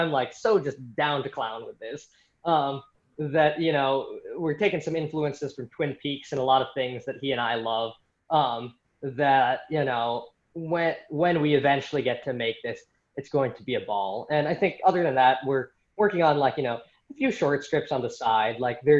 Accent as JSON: {"language": "English", "country": "Philippines", "said": "just because, you know, I'm Filipino myself, and I really, you know, there aren't as many, like, you know, Filipino filmmaker idols in the 20th century that I know"}